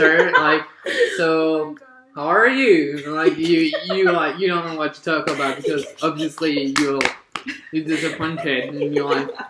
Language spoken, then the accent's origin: English; French Polynesia; moved away as an adult; now in France; I'm from Tahiti.